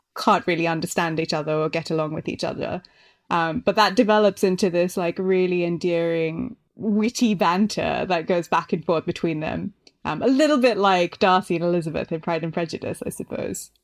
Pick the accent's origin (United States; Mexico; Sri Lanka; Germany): Sri Lanka; moved away as an adult; also born or lived in Melbourne, Australia; now in London, United Kingdom; I grew up in Sri Lanka, which is where my family's from